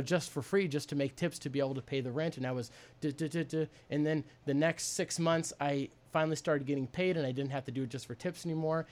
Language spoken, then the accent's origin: English; Tomahawk, Wisconsin, United States; I grew up in Tomahawk, Wisconsin